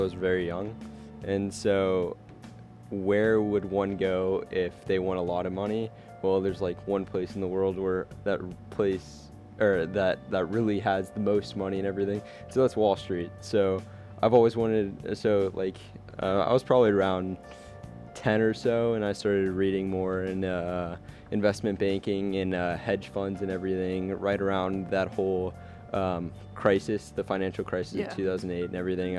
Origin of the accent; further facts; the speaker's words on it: Fairfax, Virginia, United States; also born or lived in Alexandria, Virginia; I am from Northern Virginia, I'm actually from Fairfax, Virginia, right along the border of Fairfax County and Loudoun County, and before that, I lived in Alexandria